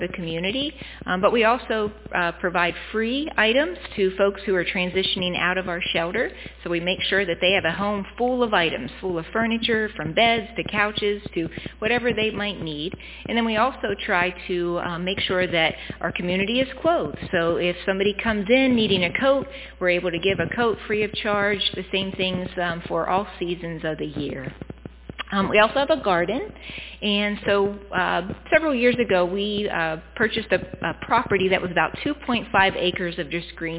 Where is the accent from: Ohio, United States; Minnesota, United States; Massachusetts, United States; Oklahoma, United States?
Ohio, United States; Cadiz; I grew up in Cadiz, so not too far from here